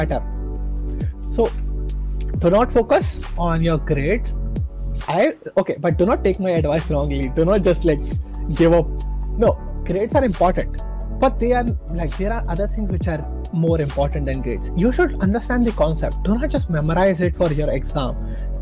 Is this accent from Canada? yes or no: no; India; moved away as an adult; now in Saint Petersburg, Russia; I'm from India